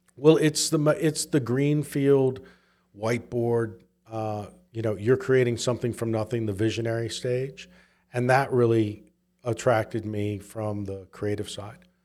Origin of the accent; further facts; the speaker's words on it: Southwest Virginia, United States; also born or lived in Memphis / San Francisco; now in Utah, United States; I grew up in Southwest Virginia.